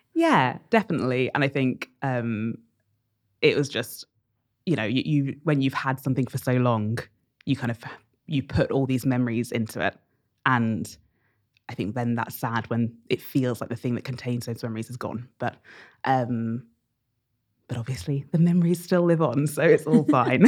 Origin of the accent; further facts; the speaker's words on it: Bedford, East of England, United Kingdom; So I grew up in Bedford, which is a town about an hour north of London